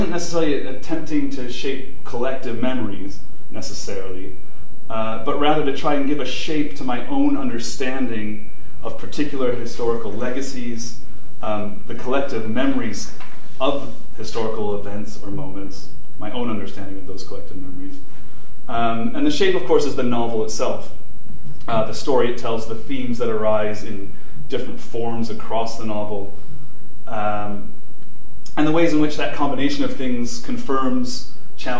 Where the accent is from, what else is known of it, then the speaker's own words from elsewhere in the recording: United States; moved away as an adult; now in United Kingdom; I'm an American living in Europe